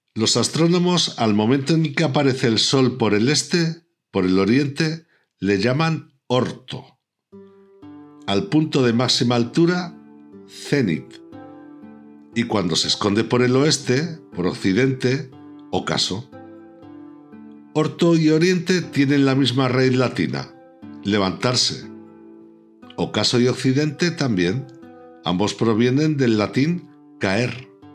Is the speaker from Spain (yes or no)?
yes; Pertusa, Aragon, Spain; mi pueblo, Pertusa.